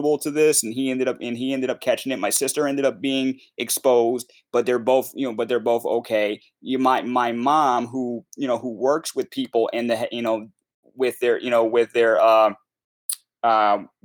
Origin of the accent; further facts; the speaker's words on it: Connecticut, United States; we're from Connecticut